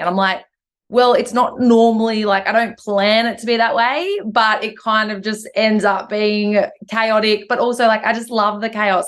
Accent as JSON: {"language": "English", "area": "Hay Plains, NSW", "region": "New South Wales", "country": "Australia", "tie": "born or raised there", "also_born_or_lived": "Sydney", "said": "I was from the area, but I'd been gone for 15 years or 10 or 12 years or whatever it was."}